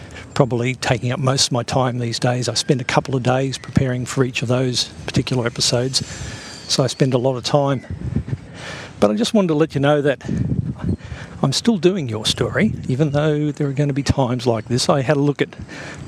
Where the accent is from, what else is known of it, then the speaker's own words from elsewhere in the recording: Toowoomba, Queensland, Australia; my hometown of Toowoomba.